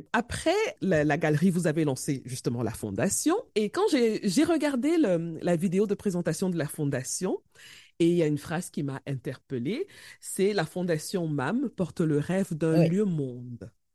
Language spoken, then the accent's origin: French; Cameroon; chez nous au Cameroun